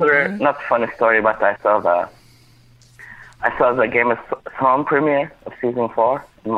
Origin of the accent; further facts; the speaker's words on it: Saudi Arabia; moved away; Where are you from? I'm like, Saudi Arabia.